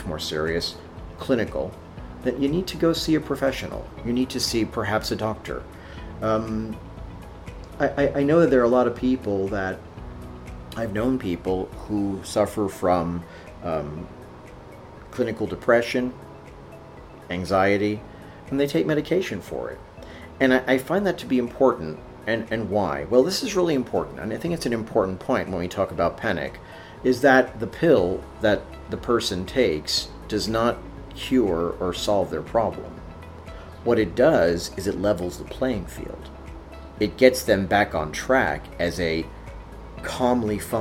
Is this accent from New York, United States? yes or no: yes; New York, United States; during my Catholic school days growing up in New York